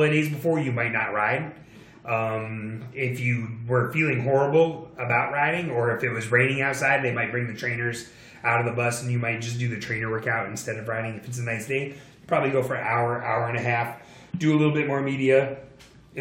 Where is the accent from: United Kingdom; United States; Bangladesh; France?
United States; as an American